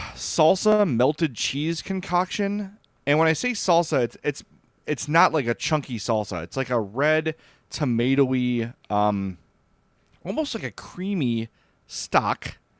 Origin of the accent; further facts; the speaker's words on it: Oak Lawn, Illinois, United States; I grew up in Oakland